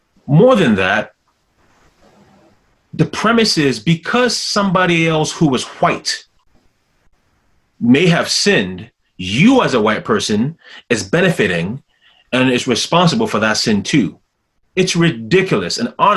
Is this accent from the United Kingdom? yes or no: no; Ghana; as a Ghanaian